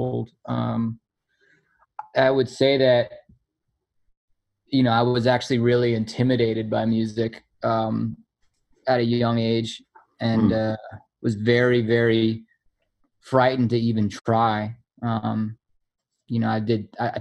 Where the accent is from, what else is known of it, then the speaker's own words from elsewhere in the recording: New York City, New York, United States; I grew up here. I'm born and raised in New York City, in Manhattan, like a real as city kid as you can be